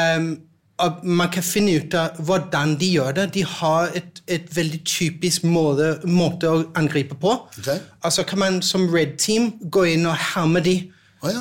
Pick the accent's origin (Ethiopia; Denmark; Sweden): Denmark; Norwegian is a second language; now in Norway; jeg er dansk